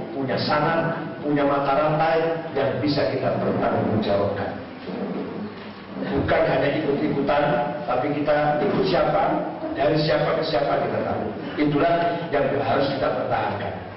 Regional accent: Cirebon, West Java, Indonesia; saya daerah saya Cirebon

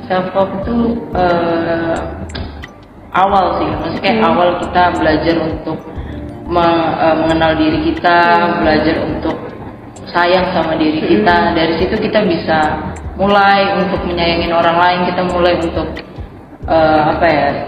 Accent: Balikpapan, East Kalimantan, Indonesia; Kalimantan dari Balikpapan aslinya

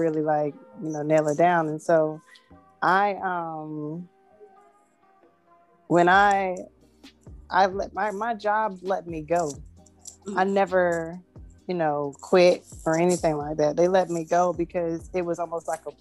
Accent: Clinton, North Carolina, United States; I'm from Clinton, North Carolina, and my mom was a retired doctor

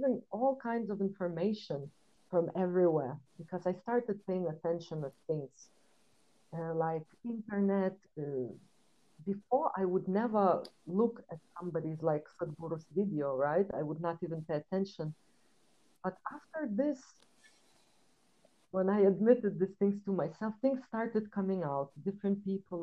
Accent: Lithuania; moved away as an adult; also born or lived in London, United Kingdom; Originally, I come from Lithuania. It's a really small country, and my family is from Belarus, so I grew up between two cultures. And when I was 19, I left my house. And I moved to London

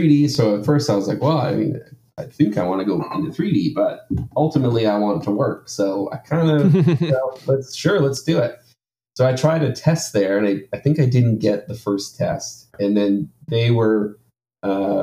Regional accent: Maple Ridge, British Columbia, Canada; also born or lived in Ontario; now in Vancouver, Canada; I grew mm-hmm. up kind of in a town maybe an hour away, called Maple Ridge. So I grew up there

